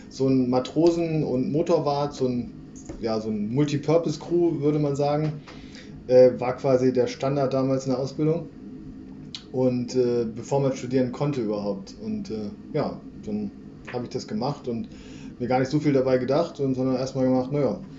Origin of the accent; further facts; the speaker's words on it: Harz, Germany; Ich komme aus dem Harz, da hat man mit so Seefahrt erstmal so viel nicht zu tun.